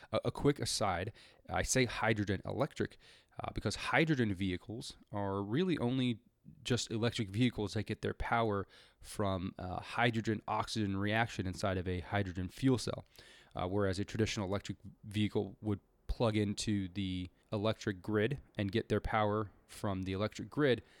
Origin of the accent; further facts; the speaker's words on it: California, United States; my home state of California